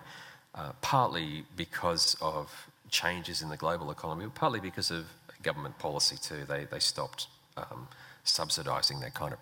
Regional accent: Brisbane, Queensland, Australia; It's my hometown.

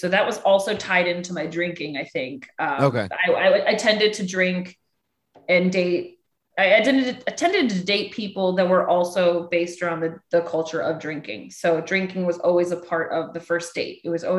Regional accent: Rochester, New York, United States; We're in Rochester, New York. {S2} Oh, cold. {S3} This is my hometown.

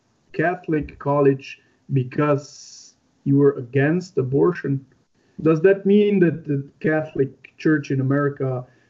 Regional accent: Slovenia; I'm from Slovenia.

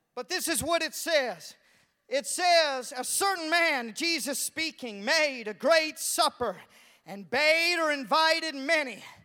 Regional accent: Canada; moved away; also born or lived in Walla Walla; I was from Canada in high school

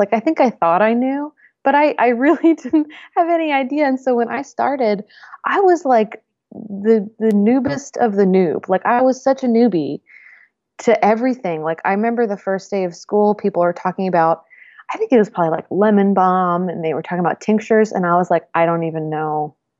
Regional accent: Northeast, United States; I grew up in the Northeast in a academic family

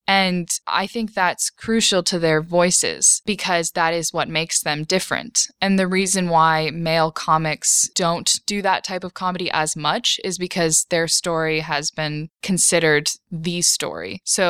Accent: Wellesley, Massachusetts, United States; we are from Wellesley, Massachusetts.

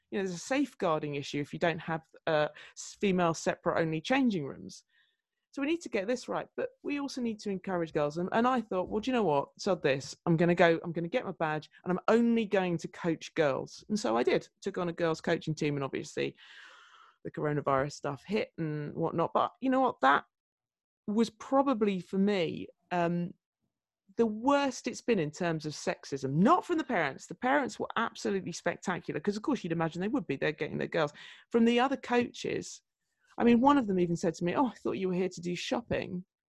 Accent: Surrey, South East England, United Kingdom; moved away as an adult; also born or lived in Newcastle / Fulham; I was a girl from Surrey up there in Newcastle

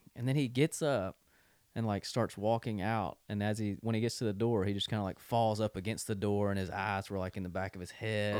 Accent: thirty minutes from Oxford, Mississippi, United States; now in Nashville, United States; I'm from thirty minutes from Oxford

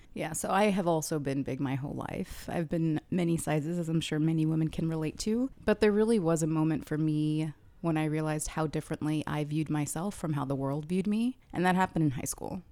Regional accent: Kuwait; now in United States; To be born in the US, but I did grow up in Kuwait.

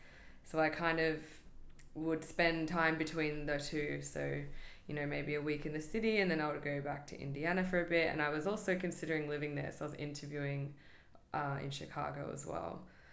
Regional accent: Australia; moved away as an adult; also born or lived in California; now in New York, United States; I'm from Australia, but I have dual citizenship in the US too, so it made it an easier move to come here.

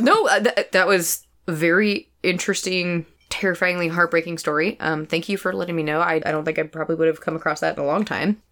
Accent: United States; as an American

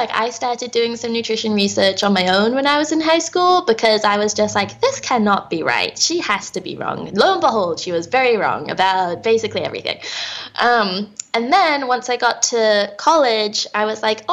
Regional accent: England, United Kingdom; also born or lived in New York / Minnesota; now in United States; I was born and raised in England

